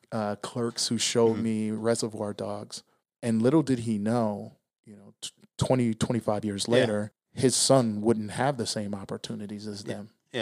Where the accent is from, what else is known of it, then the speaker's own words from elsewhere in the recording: Milwaukee, Wisconsin, United States; moved away as an adult; also born or lived in Pasadena, California / Riverside, California; now in Las Vegas, United States; I am originally from Milwaukee, Wisconsin.